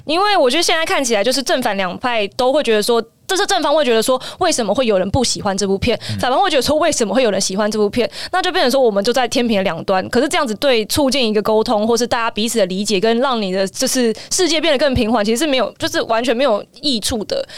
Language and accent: Chinese; Taiwan; 我身为一个台湾人